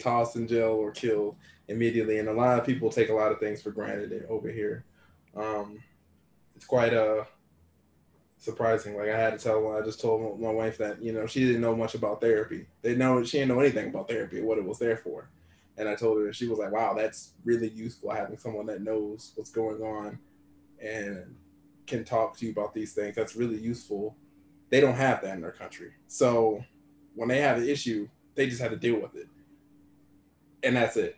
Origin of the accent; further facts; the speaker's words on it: United States; I'm very appreciative of being American